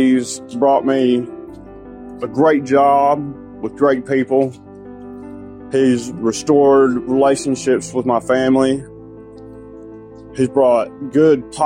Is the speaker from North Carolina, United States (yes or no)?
yes; Bryson City, North Carolina, United States; I'm from Bryson City, North Carolina.